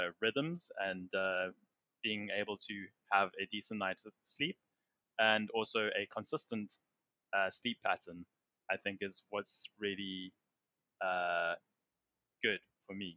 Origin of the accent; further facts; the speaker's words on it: South Africa; being a South African